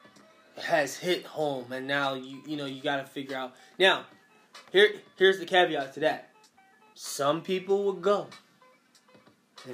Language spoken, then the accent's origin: English; Philadelphia, Pennsylvania, United States; growing up in West Philly in the 90s was rough.